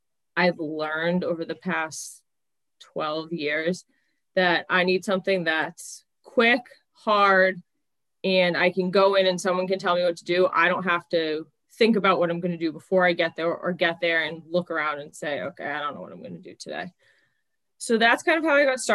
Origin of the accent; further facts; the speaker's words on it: Mansfield, United States; So I grew up in Mansfield